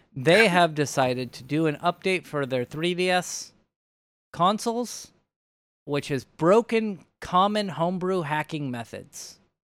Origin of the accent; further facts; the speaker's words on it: United States; we are all American